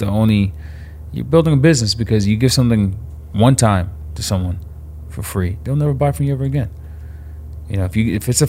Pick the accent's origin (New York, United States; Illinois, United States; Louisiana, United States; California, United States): New York, United States; New York City; also born or lived in Long Island; I grew up in Flatbush in Brooklyn